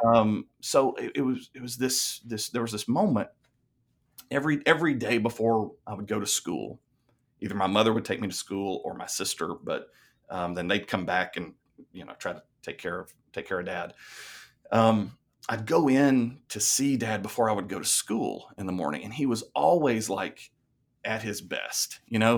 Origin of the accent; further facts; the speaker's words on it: Lebanon, Tennessee, United States; I grew up in Lebanon, Tennessee, uh, a little small town then